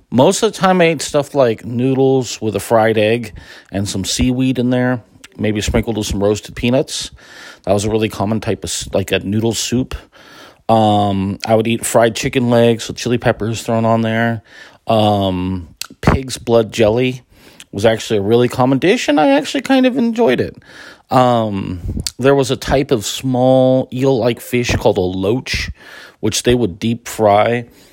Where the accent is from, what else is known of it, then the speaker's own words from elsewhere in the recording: United States; moved away as an adult; I'm American